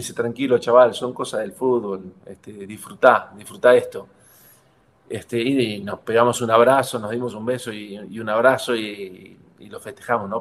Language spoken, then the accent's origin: Spanish; Argentina; moved away as an adult; also born or lived in Mexico; me quiero ir a Argentina y quiero disfrutar mis últimos dos años o tres años en Argentina, en mi país